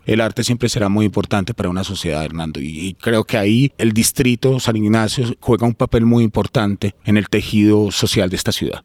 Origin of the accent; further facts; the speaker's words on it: Medellín, Antioquia, Colombia; moved away as an adult; also born or lived in Bogotá; soy de aquí de Medellín